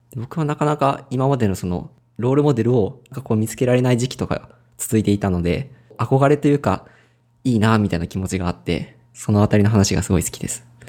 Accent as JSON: {"language": "Japanese", "region": "Ehime", "country": "Japan", "tie": "born or raised there", "said": "地元が愛媛なんですけど"}